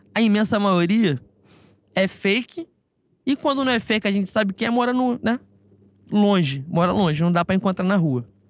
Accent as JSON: {"language": "Portuguese", "region": "Rio de Janeiro", "country": "Brazil", "said": "nós somos de Bangu"}